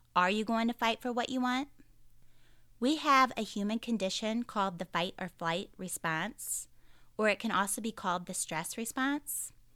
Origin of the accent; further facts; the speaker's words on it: St. Louis, Missouri, United States; I'm from the Saint Louis area